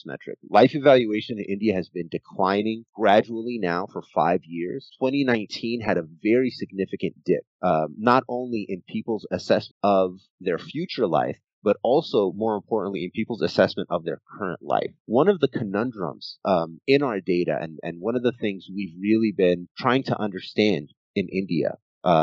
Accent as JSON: {"language": "English", "country": "Egypt", "moved": "yes", "said": "I am originally Egyptian"}